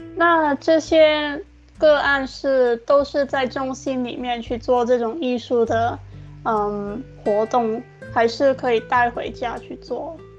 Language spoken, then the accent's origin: Chinese; Hong Kong; 因为我也是香港人嘛